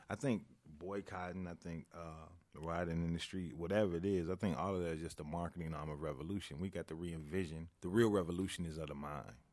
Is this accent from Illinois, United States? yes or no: yes; Chicago, Illinois, United States; growing up in Chicago